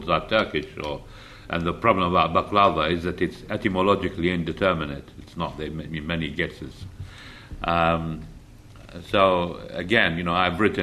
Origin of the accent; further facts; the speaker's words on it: Iraq; moved away; I grew up in Iraq